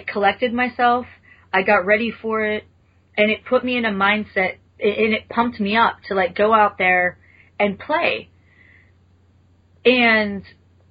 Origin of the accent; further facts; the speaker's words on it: United States; as an American